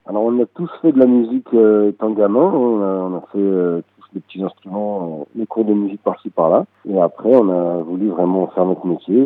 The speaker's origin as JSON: {"language": "French", "town": "Paris", "region": "Île-de-France", "country": "France", "first_language": "French", "said": "On est tous originaires de Paris."}